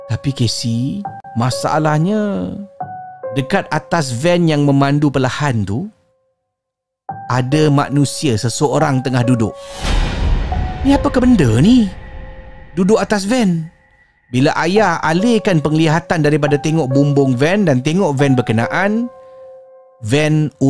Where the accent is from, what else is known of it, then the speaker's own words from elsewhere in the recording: Johor, Malaysia; Saya berasal dari Johor